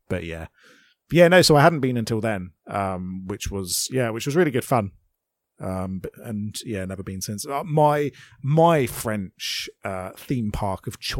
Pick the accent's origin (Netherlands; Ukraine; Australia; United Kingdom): United Kingdom; I'm a British person